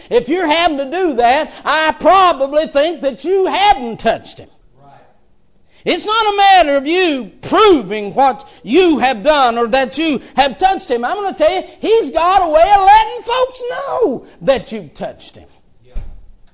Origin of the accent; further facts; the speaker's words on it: West Virginia, United States; I was raised in West Virginia.